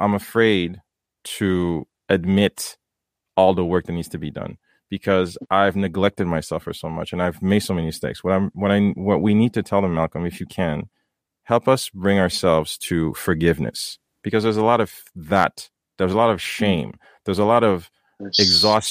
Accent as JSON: {"language": "English", "town": "Port-au-Prince", "country": "Haiti", "tie": "born or raised there", "moved": "yes", "lives_now": "North America", "said": "growing up in Haiti"}